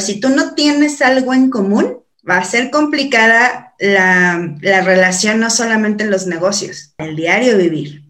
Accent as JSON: {"language": "Spanish", "region": "San Luis Potosí", "country": "Mexico", "moved": "yes", "said": "soy de San Luis Potosí, estoy más para el norte que para acá"}